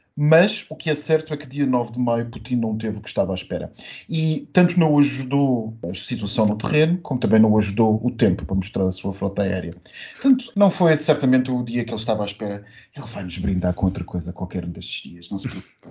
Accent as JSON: {"language": "Portuguese", "country": "Portugal"}